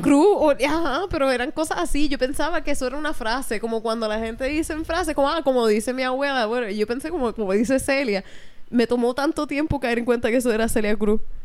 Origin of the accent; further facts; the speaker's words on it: Hatillo, Puerto Rico; yo me crié en una incubadora en Atillo